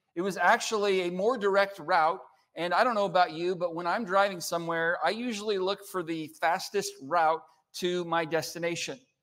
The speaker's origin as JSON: {"language": "English", "region": "California", "country": "United States", "moved": "yes", "lives_now": "Oklahoma, United States", "said": "I'm from California. I don't speak Oklahoman"}